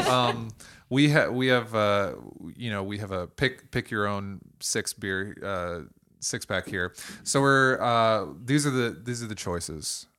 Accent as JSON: {"language": "English", "town": "Toledo", "region": "Ohio", "country": "United States", "accent": "Toledo", "said": "my Toledo accent"}